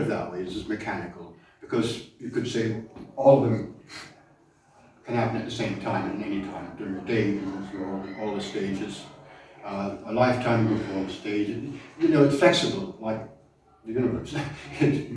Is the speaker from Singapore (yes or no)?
no; Germany; moved away; I grew up in Germany, post-war Germany